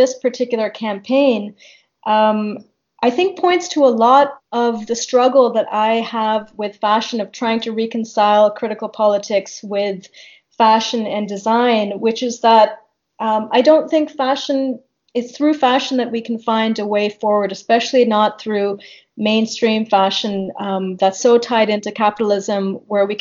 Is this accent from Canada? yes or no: yes; Canada; I'm speaking not even as an Indian located in India, but as a Canadian, as a diasporic member of the South Asian Indian community